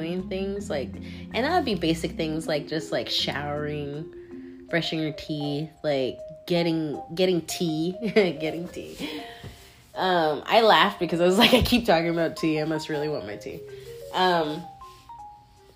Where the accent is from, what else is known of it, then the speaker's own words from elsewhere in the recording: Washington, United States; moved away; I'm from the Northwest, from Washington State.